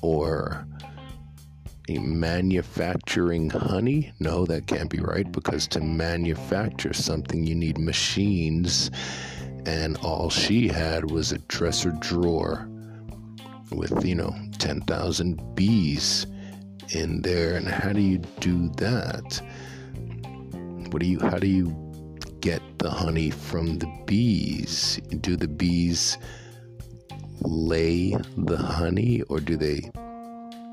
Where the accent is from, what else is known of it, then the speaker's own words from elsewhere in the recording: New York, United States; When I was a kid growing up in New York, I never, ever thought about farming